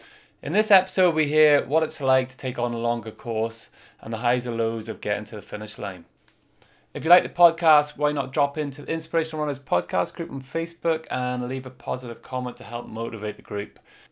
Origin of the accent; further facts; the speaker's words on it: Kilkeel, Northern Ireland, United Kingdom; my hometown in Kilkeale.